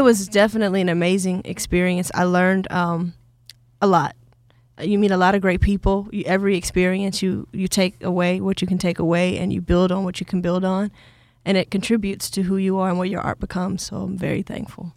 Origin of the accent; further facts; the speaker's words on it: Atlanta, Georgia, United States; growing up in Atlanta